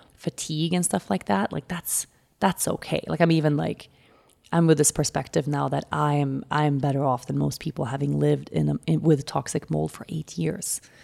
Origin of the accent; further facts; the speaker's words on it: Sweden; moved away; go to my home country